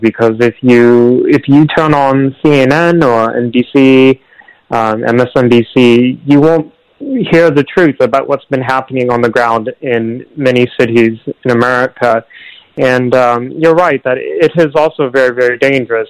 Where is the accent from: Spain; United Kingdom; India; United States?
United States; Portland, Oregon; the streets of my hometown, the streets of the of the place that I grew up